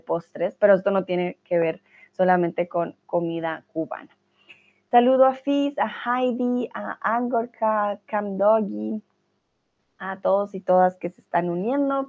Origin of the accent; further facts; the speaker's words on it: Colombia; now in Germany; soy de Colombia, vivo en Alemania